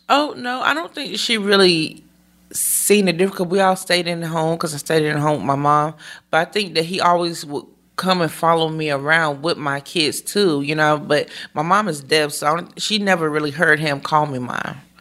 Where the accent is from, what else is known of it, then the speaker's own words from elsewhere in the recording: Greensboro, North Carolina, United States; first language American Sign Language; English is a second language; I was born in Greensboro, North Carolina